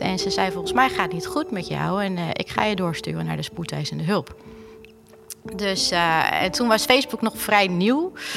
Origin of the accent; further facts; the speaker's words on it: Alkmaar, North Holland, Netherlands; ik kom uit Alkmaar